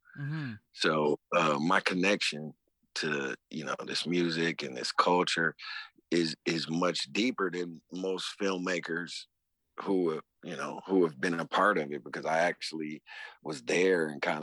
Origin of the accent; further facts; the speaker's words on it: Detroit, Michigan, United States; not only coming up in Detroit, I mean, where I'm from, just like in New Orleans, where kids are gravitate to brass band instruments, you know, growing up in my neighborhood, kids gravitated to turntables